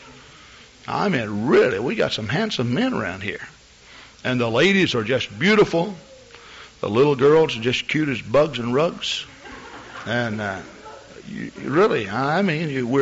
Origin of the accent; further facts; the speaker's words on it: Texas, United States; moved away; I'm from Texas